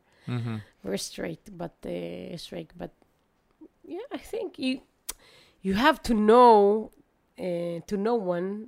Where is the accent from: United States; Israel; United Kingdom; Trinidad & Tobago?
Israel; Netanya, Central District; also born or lived in Ra'anana; I born in Ra'anana, but I prefer to, you know, just live in Netanya because I had many friends and we had really nice neighborhood